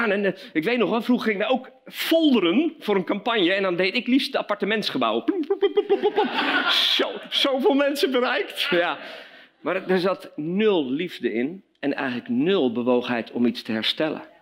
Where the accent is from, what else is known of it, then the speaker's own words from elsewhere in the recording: Belgium; now in Veenendaal, Netherlands; We hebben twee dochters, we wonen in Veenendaal. Oorspronkelijk kom ik uit België als zoon van zendelingen.